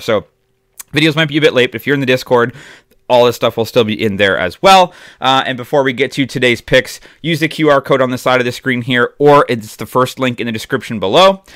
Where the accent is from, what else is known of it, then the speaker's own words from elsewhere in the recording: Toronto, Ontario, Canada; my hometown, Toronto Argonauts